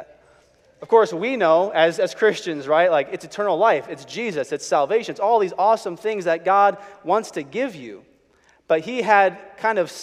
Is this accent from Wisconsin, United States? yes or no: no; Chicago, Illinois, United States; I was growing up in Chicago. My dad was a pastor